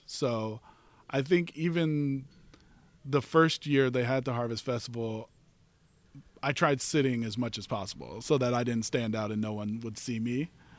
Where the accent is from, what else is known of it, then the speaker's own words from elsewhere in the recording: Texas, United States; now in Los Angeles, United States; I'm from Texas.